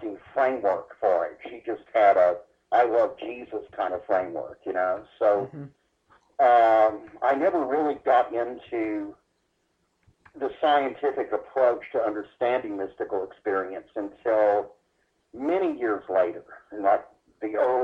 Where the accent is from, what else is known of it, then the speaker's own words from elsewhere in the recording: Dallas, Texas, United States; I was born in Dallas, Texas in 1956.